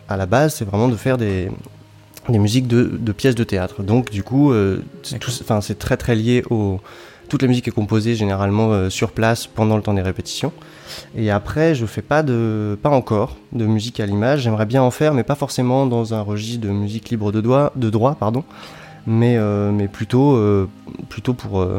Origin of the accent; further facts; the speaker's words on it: Brittany, France; now in Lyon, France; je suis pas né à Lyon, moi je suis né en, Bretagne, je, suis, je viens du sud de la Bretagne dans un petit village au bord de la mer.